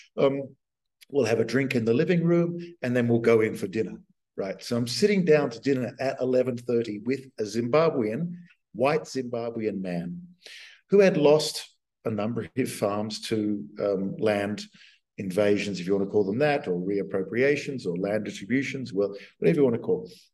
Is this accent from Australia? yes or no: yes; Australia; moved away as an adult; also born or lived in United States; I'd been a dweeby kid at um, high school in Australia